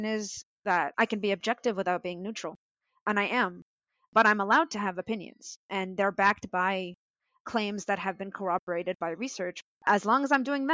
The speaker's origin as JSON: {"language": "English", "town": "Jerusalem", "country": "Palestine", "tie": "born or raised there", "moved": "yes", "lives_now": "United States", "said": "I was born in Jerusalem. I still have family in Jerusalem"}